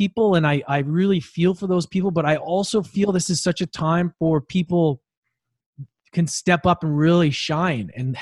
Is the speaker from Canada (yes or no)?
yes; Edmonton, Alberta, Canada; I grew up in Edmonton